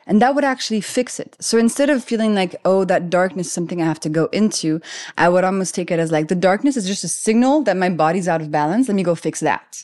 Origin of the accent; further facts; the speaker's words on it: Paris, Île-de-France, France; moved away as an adult; also born or lived in London; I grew up in Paris. I'm French.